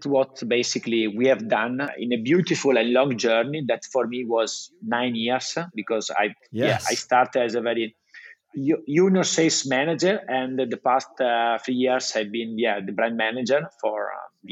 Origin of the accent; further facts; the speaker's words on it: Italy; accent: Italian; English is a second language; I just keep my Italian accent.